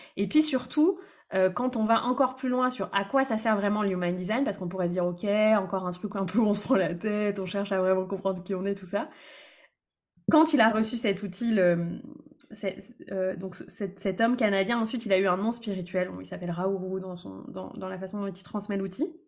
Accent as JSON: {"language": "French", "region": "Brittany", "country": "France", "tie": "born or raised there", "also_born_or_lived": "Lyon region", "moved": "as an adult"}